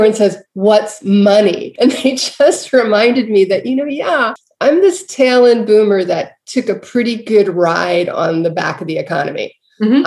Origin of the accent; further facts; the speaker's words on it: Baltimore, Maryland, United States; I grew up in Baltimore.